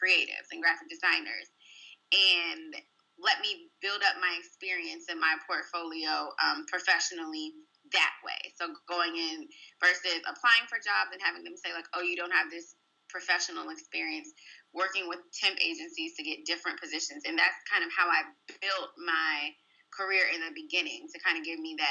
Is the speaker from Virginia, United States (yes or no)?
yes; Chesterfield, Virginia, United States; I grew up in Chesterfield, Virginia, which is the southern suburbs of Richmond